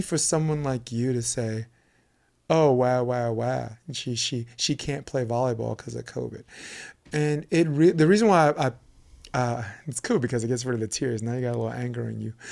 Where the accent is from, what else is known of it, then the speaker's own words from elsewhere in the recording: New York City, New York, United States; moved away; also born or lived in Manhattan Beach; I'm from Flatbush, Brooklyn